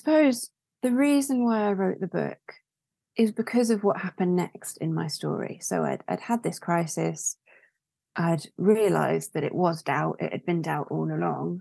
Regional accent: London, United Kingdom; now in York, United Kingdom; I'm originally from London

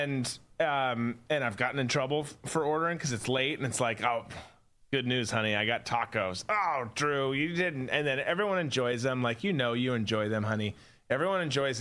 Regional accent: Minnesota, United States; now in Florida, United States; I grew up in Minnesota, came down here

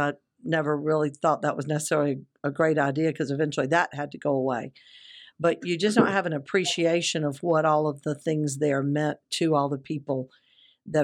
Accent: South Carolina, United States; moved away; also born or lived in Alabama / Louisiana; born and raised in South Carolina and living in Alabama and Louisiana

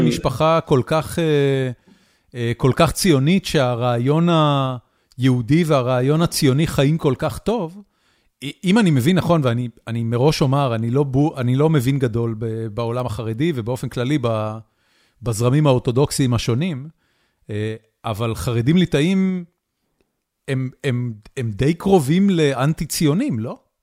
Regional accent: Haifa, Haifa District, Israel; אני אה, חיפאי

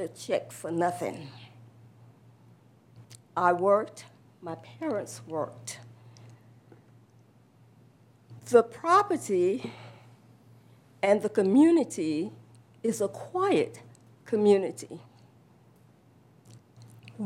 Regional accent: United States; I was born on Bill Carter Road in a house, one house away from the property

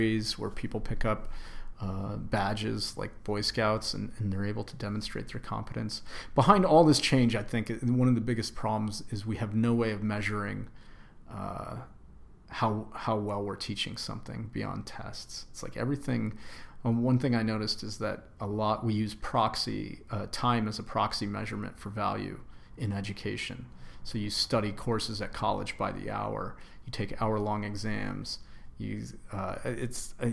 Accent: Greenwich, Connecticut, United States; I grew up in Greenwich, Connecticut, very affluent suburb

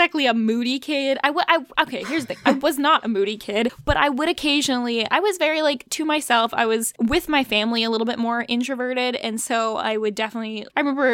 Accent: East Coast, United States; We live in Virginia. So growing up on the East Coast

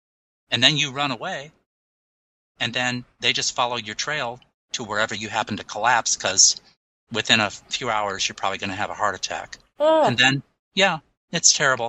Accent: Michigan, United States; my home state of Michigan

